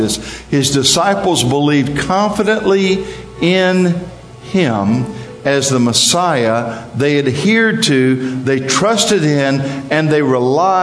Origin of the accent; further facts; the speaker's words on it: East Coast, United States; I'm from the East Coast